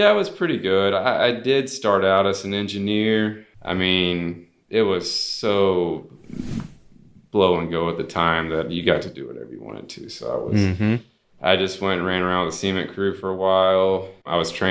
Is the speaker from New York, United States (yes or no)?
no; Houston, Texas, United States; I grew up in Houston, basically in the suburbs, southeast side.